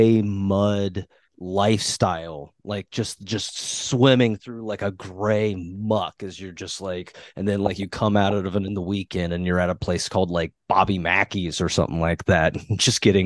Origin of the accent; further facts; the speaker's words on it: Central Ohio, United States; that's where I'm from right there